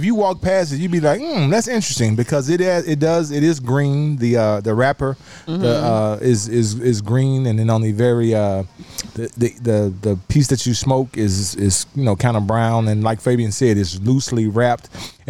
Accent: Memphis, Tennessee, United States; I'm from South Memphis, y'all.

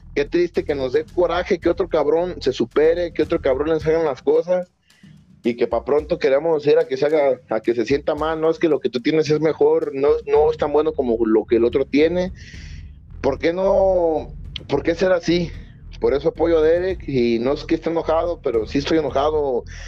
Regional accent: Mexico; yo soy mexicano

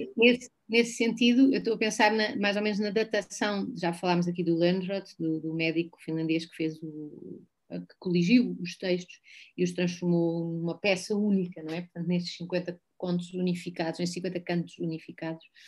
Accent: Algarve, Portugal; eu cresci no Algarve, eu vim para o Algarve com três anos

